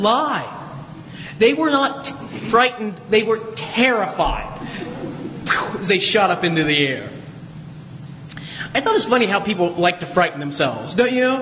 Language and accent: English; Southwest Ohio, United States; moved away; I grew up in Southwest Ohio